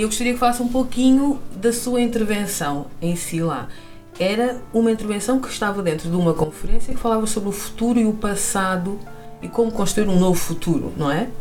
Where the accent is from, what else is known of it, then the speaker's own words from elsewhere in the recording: Portugal; also born or lived in Malanje, Angola; apesar de ter vindo para Portugal com dois anos